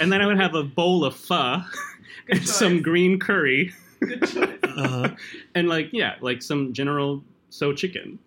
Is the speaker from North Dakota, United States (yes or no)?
yes; Fargo, North Dakota, United States; moved away; also born or lived in Philippines; I grew up in Fargo, North Dakota.